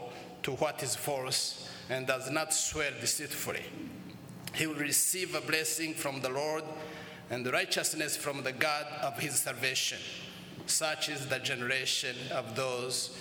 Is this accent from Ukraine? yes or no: no; Rwanda; moved away as an adult; also born or lived in United States; We come from Rwanda and Shira Diocese